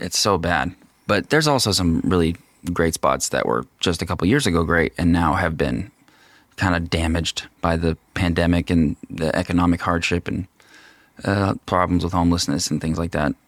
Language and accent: English; Long Beach Peninsula near Chinook, Washington, United States; I am born and bred here.